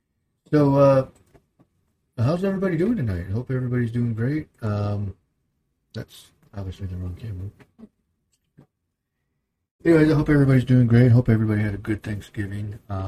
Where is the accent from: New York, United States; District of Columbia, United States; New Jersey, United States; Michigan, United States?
Michigan, United States; Because we're from Michigan. Michigan.